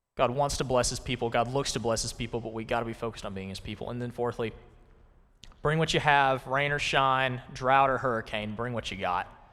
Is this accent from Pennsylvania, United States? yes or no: no; Conway, Arkansas, United States; I'm from Conway, Arkansas, and in, back in two thousand nine, I was in the second grade